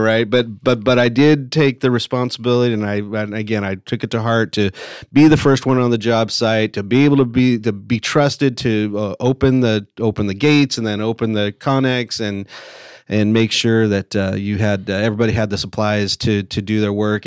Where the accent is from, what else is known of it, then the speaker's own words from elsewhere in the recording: Lake Elsinore, California, United States; also born or lived in Murrieta, California; I grew up in Southern California. I went to, uh, a little, little high school called Lake El, Elsinore High School